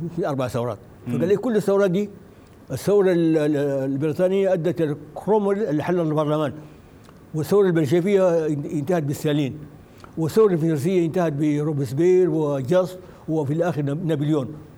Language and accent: Arabic; Sudan; ونحن كسودانيين